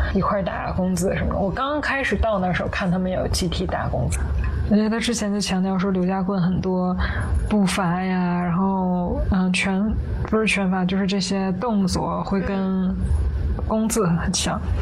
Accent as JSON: {"language": "Chinese", "region": "Tianjin", "country": "China", "moved": "as an adult", "lives_now": "Hong Kong", "said": "我是天津人"}